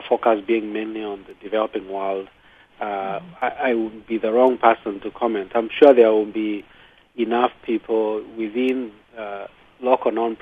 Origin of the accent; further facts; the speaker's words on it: Kenya; moved away; I come from Kenya